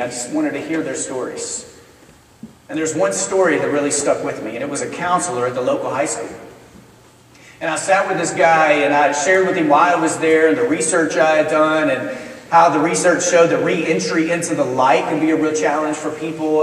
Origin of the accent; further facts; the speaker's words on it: Texas, United States; now in Memphis, United States; my wife and I, we both were born and raised in Texas